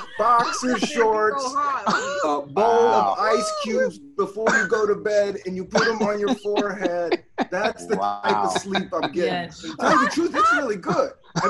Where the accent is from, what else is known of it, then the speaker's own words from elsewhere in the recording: Washington, District of Columbia, United States; moved away as an adult; now in New York, United States; I grew up in Washington, D.C., born in 1972. No air conditioning, Northeast D.C.